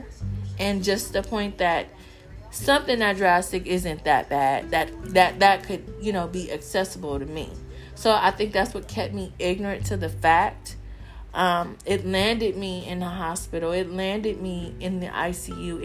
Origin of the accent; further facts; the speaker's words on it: Southern California, United States; a Black American, growing up in Southern California.